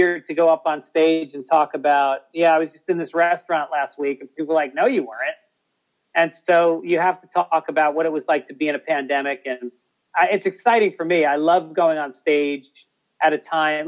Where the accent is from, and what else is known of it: New York City, New York, United States